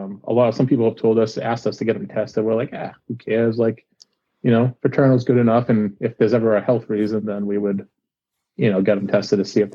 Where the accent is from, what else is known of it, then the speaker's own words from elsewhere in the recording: Malden, Massachusetts, United States; accent: Boston; also born or lived in Dracut, Massachusetts; now in Pelham, United States; I was born in Malden, Massachusetts, and that's where I kind of spent most of my childhood, around Malden, Melrose, Everett, Medford, back to Malden, a few different places down there before moving up towards the northern side of Dracut around 2000